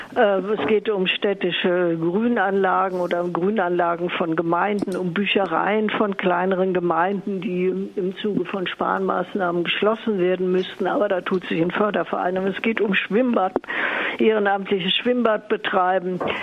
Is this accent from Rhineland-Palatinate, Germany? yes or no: no; Cologne, North Rhine-Westphalia, Germany; hier in meiner Heimatstadt in Köln